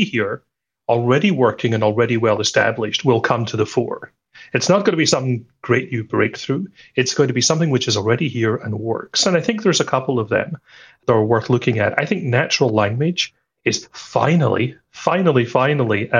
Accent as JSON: {"language": "English", "region": "Scotland", "country": "United Kingdom", "said": "I'm Scottish."}